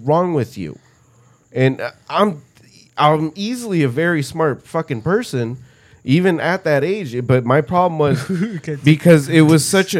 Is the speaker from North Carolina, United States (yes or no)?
no; Orange County, California, United States; growing up in Orange County and over here